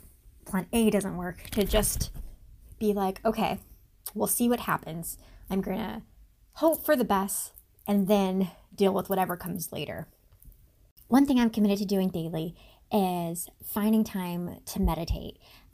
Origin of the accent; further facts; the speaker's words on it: Guam; I'm originally from Guam, the U.S. territory in the Pacific, and I am NAU's social media manager.